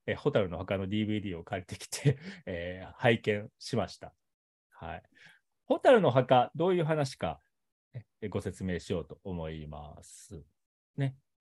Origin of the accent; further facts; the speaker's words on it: Kobe, Hyogo, Japan; now in Saitama, Japan; 自分の、ね、生まれ育った街